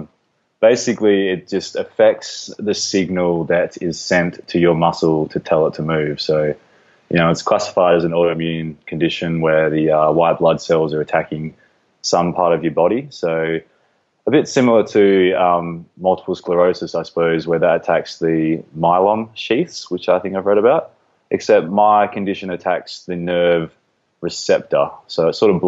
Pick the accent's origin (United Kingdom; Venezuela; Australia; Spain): Australia; Perth, Western Australia; also born or lived in Geraldton, Western Australia; I'm from Perth, Western Australia